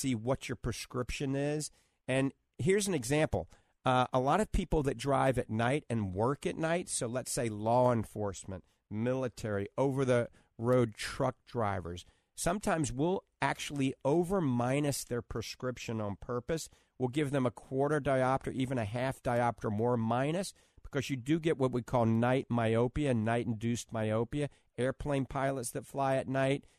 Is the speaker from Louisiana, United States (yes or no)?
yes; New Orleans, Louisiana, United States; back when I grew up in New Orleans